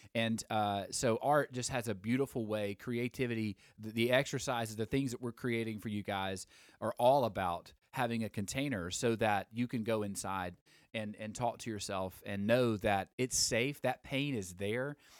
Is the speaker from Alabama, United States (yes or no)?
yes; Alabama, United States; I'm from Alabama